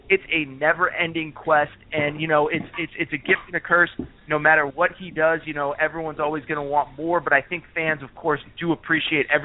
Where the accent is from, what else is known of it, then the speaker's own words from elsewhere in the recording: Connecticut, United States; I grew up in Connecticut.